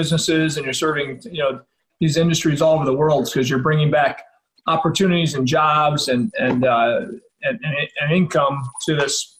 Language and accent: English; Illinois, United States; It's my home state